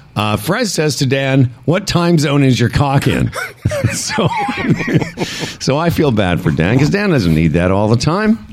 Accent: Western Canada, Canada; now in Ontario, Canada; We're from Western Canada.

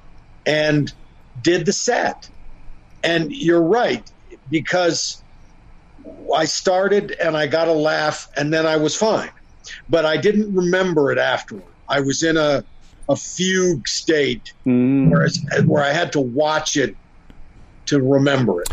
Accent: Sarnia, Ontario, Canada; he's also from my hometown

